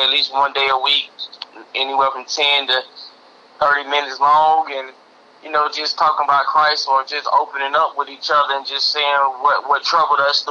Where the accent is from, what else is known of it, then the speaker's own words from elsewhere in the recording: Florida, United States; moved away; we came from Florida